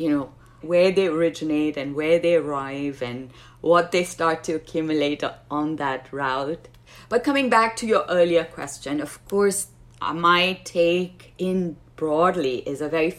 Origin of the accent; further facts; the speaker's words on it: Pakistan; moved away; growing up in Pakistan